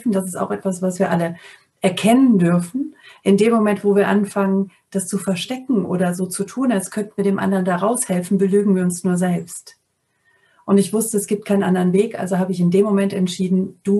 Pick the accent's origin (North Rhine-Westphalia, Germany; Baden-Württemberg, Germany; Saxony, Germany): North Rhine-Westphalia, Germany; Also ich bin am Niederrhein aufgewachsen und habe zu dem Zeitpunkt in der Nähe von Mörs, Duisburg gewohnt